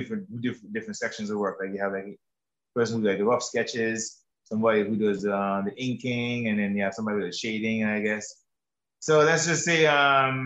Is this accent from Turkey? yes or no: no; Antigua & Barbuda; I'm from Antigua and Barbuda